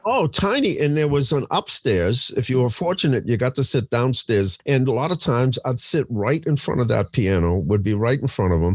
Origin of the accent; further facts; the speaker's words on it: Boston, Massachusetts, United States; growing up in Boston